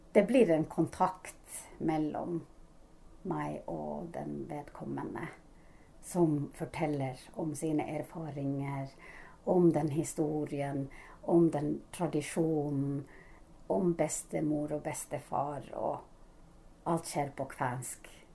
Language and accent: Norwegian; Sodankylä, Lapland, Finland; accent: Sodankylä dialect (Northern Finnish); Norwegian is a second language; now in Norway; min egen dialekt er fra Nord-Finland, Sodanguller-dialekt.